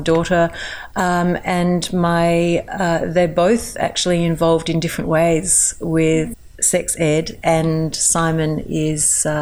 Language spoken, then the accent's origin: English; Melbourne, Victoria, Australia; I also run workshops from my hometown, Melbourne